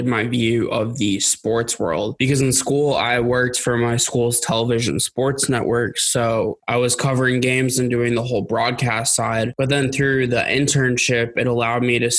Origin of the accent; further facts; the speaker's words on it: Boston, Massachusetts, United States; growing up in Boston